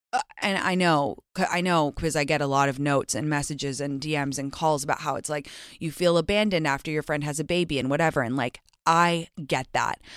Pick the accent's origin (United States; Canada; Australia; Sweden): United States; also born or lived in England; I'm American